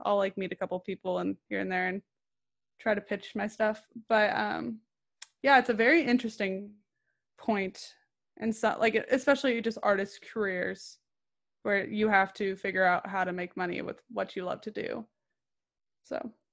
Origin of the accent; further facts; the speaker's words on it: Orange County, California, United States; I'm from Orange County, California